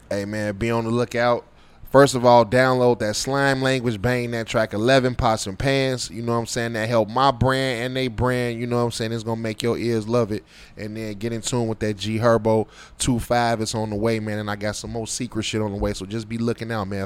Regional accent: Chicago, Illinois, United States; living, growing up in Chicago

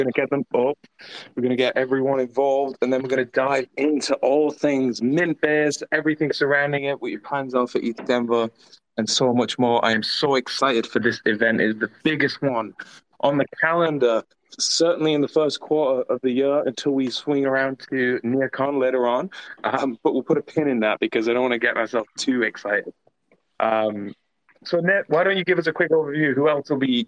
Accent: England, United Kingdom; accent: English; That's my English accent.

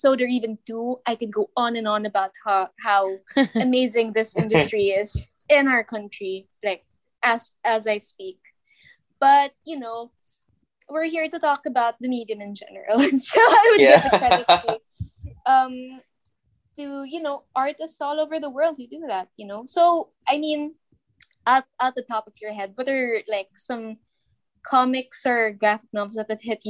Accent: Philippines; we're from the Philippines.

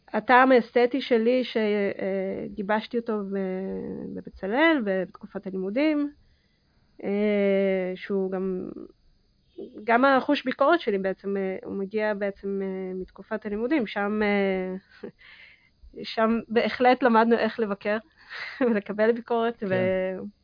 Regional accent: Israel; also born or lived in Kazakhstan; אני נולדתי בקזחסטן ועליתי בגיל 6 לישראל

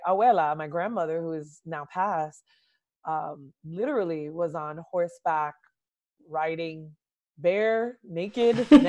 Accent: Jersey City, New Jersey, United States; I grew up in the inner city and center city, I would say, of Jersey City, New Jersey.

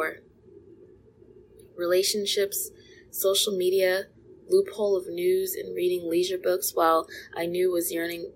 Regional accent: California, United States; growing up in California

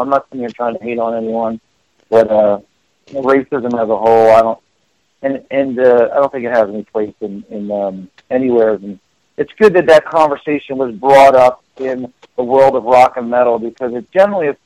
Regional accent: Philadelphia, Pennsylvania, United States; I grew up in Philadelphia

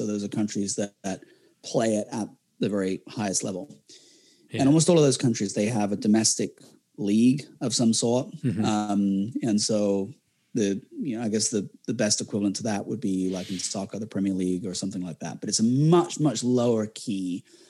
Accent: England, United Kingdom; as an Englishman, you'd expect I follow England.

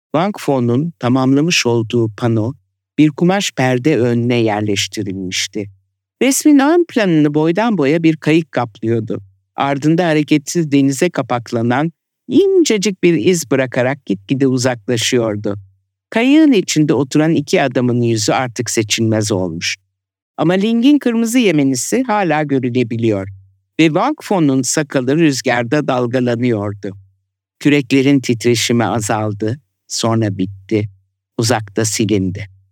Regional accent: Turkey; born or raised there; moved away; also born or lived in Italy / France

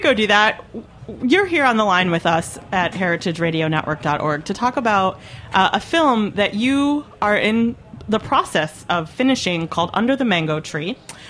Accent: Brooklyn, New York, United States; So I was like, oh, I'm from Brooklyn.

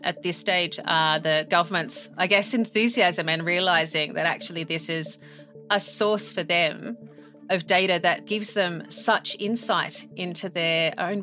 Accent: Australia; now in United Kingdom; I'm Australian. I live in the UK.

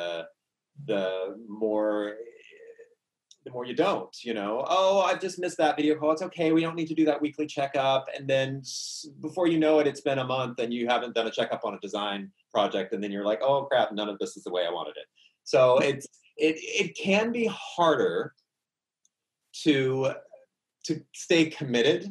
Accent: the South, Southern United States, United States; accent: Southern; my Southern accent just came out

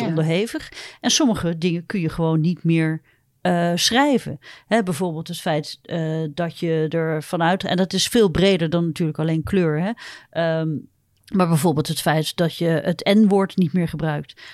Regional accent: Netherlands; ik kom gewoon uit Holland

